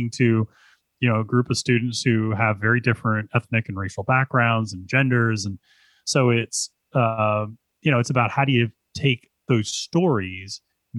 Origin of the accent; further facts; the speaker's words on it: Pennsylvania, United States; growing up in Pennsylvania